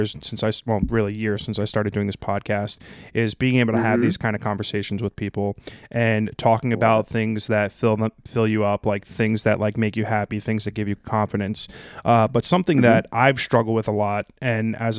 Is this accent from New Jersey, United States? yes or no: yes; New Jersey, United States; as a Jersey Italian